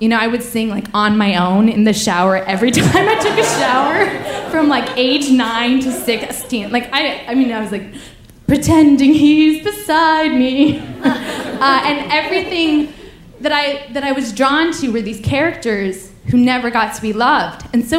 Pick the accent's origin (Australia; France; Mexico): France; Paris, Île-de-France; I'm like, oh, the thing is I'm from Paris so I cannot tell you where to go, but I would if I could, you know, man.